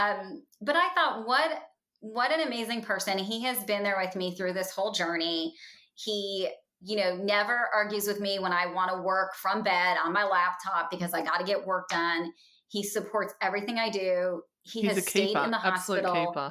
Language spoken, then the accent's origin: English; Chicago, Illinois, United States; moved away as an adult; now in Indianapolis, United States; I was raised in the Chicagoland area